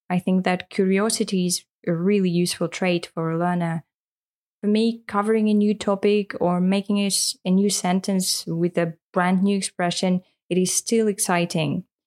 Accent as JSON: {"language": "English", "town": "Yekaterinburg", "region": "Sverdlovsk Oblast", "country": "Russia", "first_language": "Russian", "second_language": "English", "said": "I'm an English teacher from Russia, Yekaterinburg."}